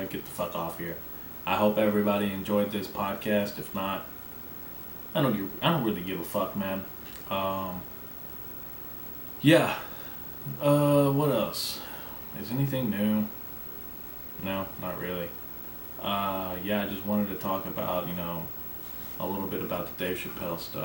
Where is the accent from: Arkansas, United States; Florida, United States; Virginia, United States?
Arkansas, United States; I'm from Arkansas